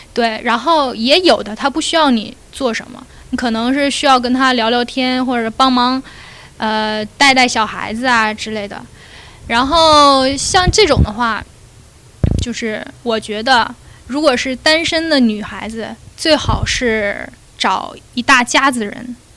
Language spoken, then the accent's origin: Chinese; Liaoning, China; moved away as an adult; also born or lived in Beijing; now in Australia; 我家是辽宁的嘛。然后我是自己到的北京